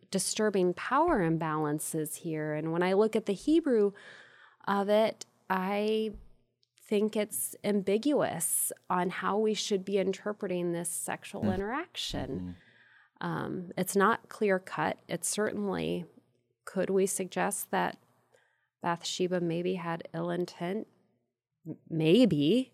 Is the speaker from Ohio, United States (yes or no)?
yes; Ohio, United States; I'm from the Midwest, from the great state of Ohio.